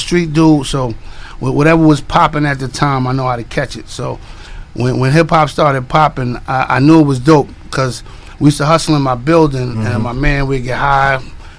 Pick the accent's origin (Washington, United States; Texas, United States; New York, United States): New York, United States; New York City; I'm from Flushing, Queens.